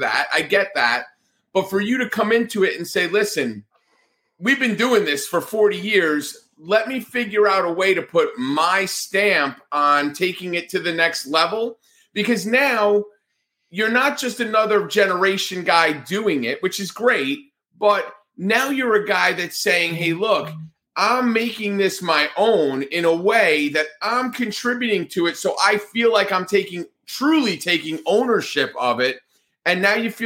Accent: Northeast, United States; moved away; I grew up in the Northeast

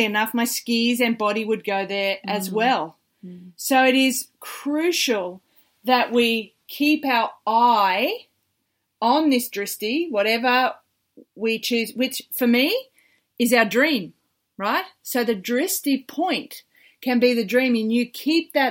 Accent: Australia; as an Aussie beach volleyballer

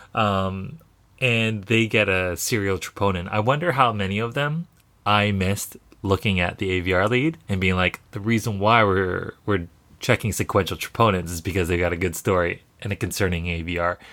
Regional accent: Canada; we're Canadian

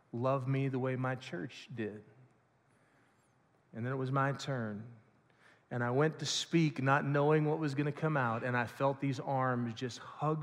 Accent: Lawrenceburg, Indiana, United States; I grew up in the Bright Christian Church just over in Lawrenceburg, Indiana

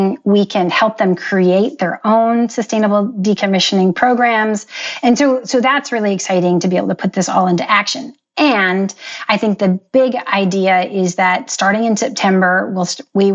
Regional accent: Canada; I was born and raised in Canada.

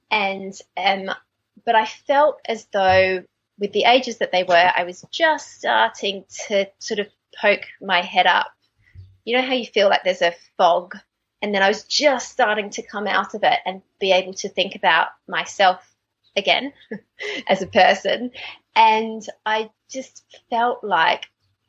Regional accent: Australia; accent: Australian; moved away as an adult; now in London, United Kingdom; I'm Australian. You can probably hear from my accent, but as I say, I moved to England about 15 years ago

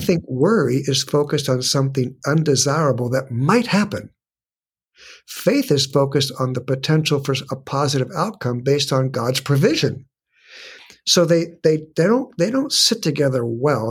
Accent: San Diego, California, United States; I was born and raised in San Diego

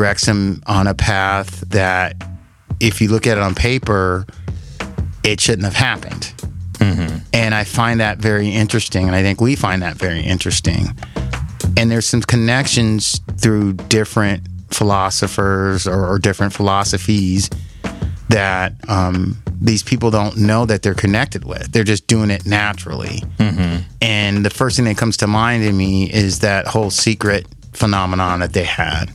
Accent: Los Angeles, California, United States; also born or lived in Orange County, California; I grew up in Southern California. I was raised in LA in Orange County

